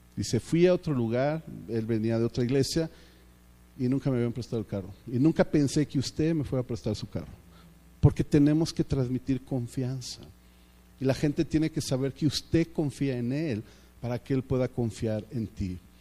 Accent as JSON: {"language": "Spanish", "country": "Mexico"}